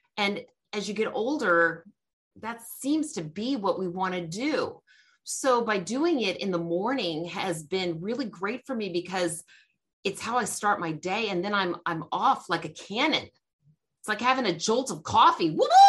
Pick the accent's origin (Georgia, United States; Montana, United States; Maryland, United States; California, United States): Georgia, United States; I'm from Georgia